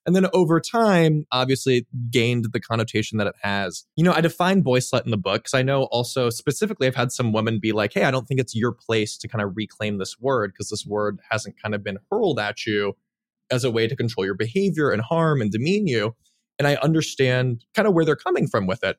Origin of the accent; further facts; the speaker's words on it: Los Angeles, California, United States; I grew up in the Los Angeles Valley